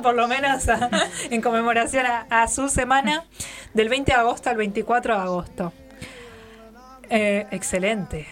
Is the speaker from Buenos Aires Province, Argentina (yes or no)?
no; Neuquén, Argentina; esa es la flor provincial nuestra